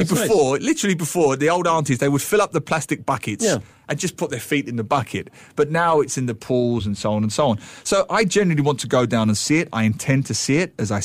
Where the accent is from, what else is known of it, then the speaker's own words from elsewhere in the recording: Singapore; At times like this, I am ashamed of being Singaporean.